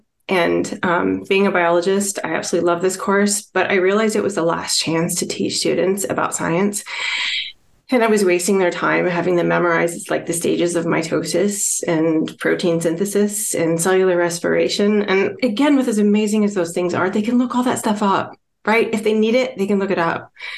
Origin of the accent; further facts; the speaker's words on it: Midwest, United States; So my background, actually, I'm from the Midwestern part of the United States, and historically that's been prairie.